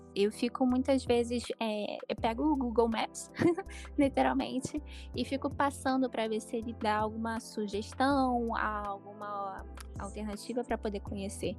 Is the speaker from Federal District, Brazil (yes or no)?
no; Rio de Janeiro, Brazil; também sou carioca